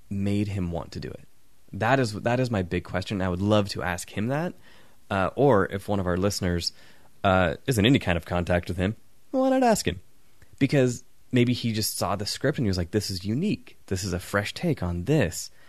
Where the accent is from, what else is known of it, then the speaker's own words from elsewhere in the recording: England, United Kingdom; I'm English.